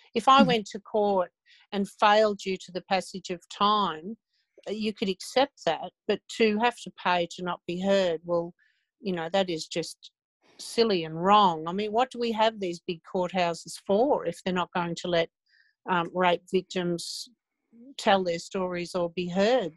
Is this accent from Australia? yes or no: yes; Ballarat, Victoria, Australia; my hometown of over half my life